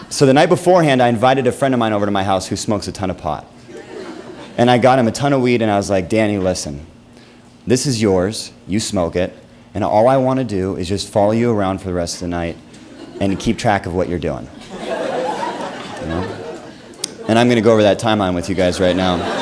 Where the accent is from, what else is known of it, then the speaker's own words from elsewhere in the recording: Seattle, Washington, United States; now in Los Angeles, United States; I live in Los Angeles. I'm, I'm originally from Seattle